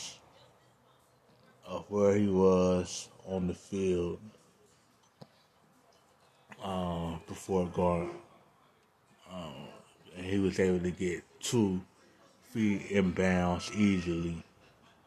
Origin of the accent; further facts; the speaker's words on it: Cincinnati, Ohio, United States; my hometown, Cincinnati